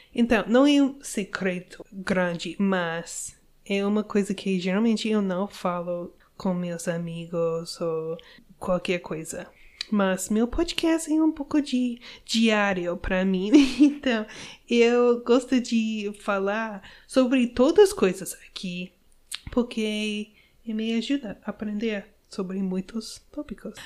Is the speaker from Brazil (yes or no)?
no; United States; Portuguese is a second language; eu sou uma gringa eu sou americana